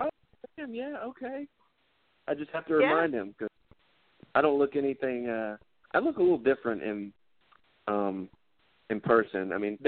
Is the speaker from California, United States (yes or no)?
no; Georgia, United States; She was like, "Hey," because she thought I was from L.A., and I was like, "No, I'm from Georgia."